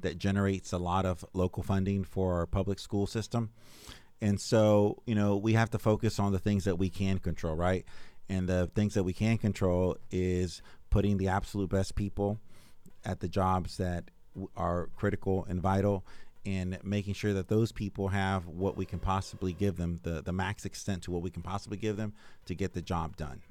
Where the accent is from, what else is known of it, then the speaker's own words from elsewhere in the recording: Arcadia, Florida, United States; moved away; also born or lived in Henry County; I grew up in Arcadia, Florida